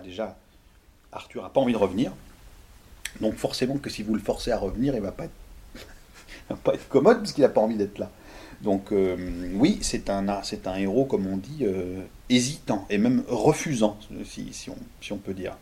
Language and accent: French; Lyon, Auvergne-Rhône-Alpes, France; j'ai vécu beaucoup chez les Italiens à Gerland, à Lyon. J'ai J'y ai été élevé